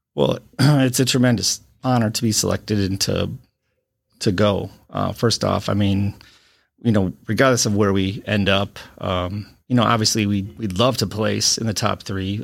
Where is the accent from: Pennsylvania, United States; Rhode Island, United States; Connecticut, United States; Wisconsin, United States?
Wisconsin, United States; Watertown; also born or lived in Illinois; now in Beloit, United States; I am a Wisconsin native. I've been, um, I'm from Watertown, Wisconsin